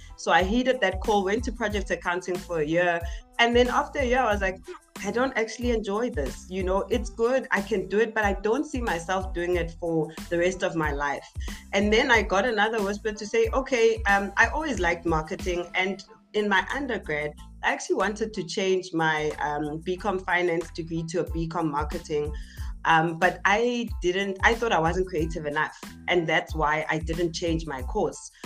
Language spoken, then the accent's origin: English; Tembisa, Gauteng, South Africa; also born or lived in Zakhele; I'm all the way from Etembisa, uh, born and bred Etembisa.